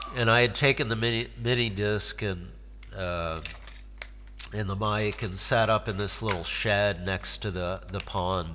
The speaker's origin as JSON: {"language": "English", "town": "Detroit", "region": "Michigan", "country": "United States", "tie": "born or raised there", "also_born_or_lived": "Cape Canaveral, Florida / San Diego / Norfolk / Lewiston, Maine", "moved": "yes", "said": "I grew up in Detroit"}